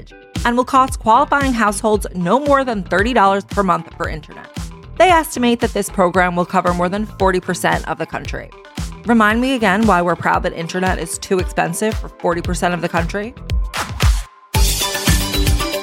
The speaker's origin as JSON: {"language": "English", "town": "New York City", "region": "New York", "country": "United States", "said": "as a New Yorker"}